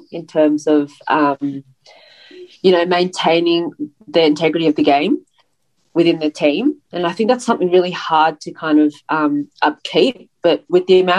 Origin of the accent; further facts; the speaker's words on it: Sydney, New South Wales, Australia; the city I'm from is Sydney, Manly